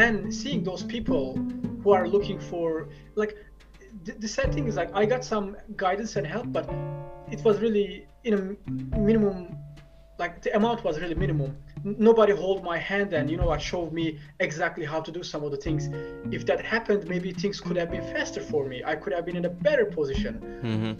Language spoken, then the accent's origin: English; Turkey; also born or lived in Istanbul; i was born in the biggest city but i grew in one of the smallest places